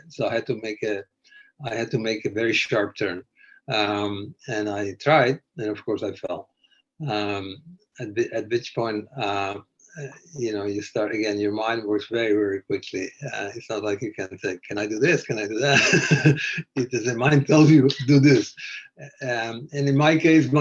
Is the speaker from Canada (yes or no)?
yes; Canada; I'm a Canadian